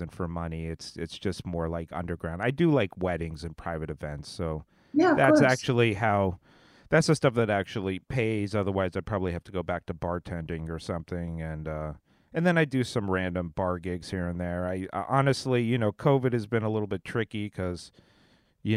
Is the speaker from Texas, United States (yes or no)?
no; Long Beach, California, United States; my hometown, Long Beach, California